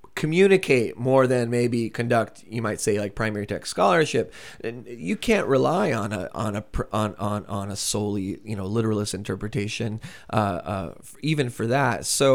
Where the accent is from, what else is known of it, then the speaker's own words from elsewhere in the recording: United States; but as an American, it's also pretty familiar.